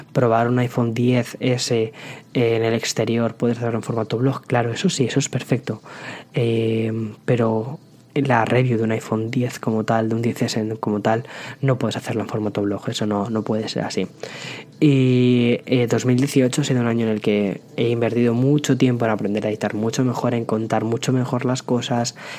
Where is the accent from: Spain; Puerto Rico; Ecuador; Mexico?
Spain; como buenos españoles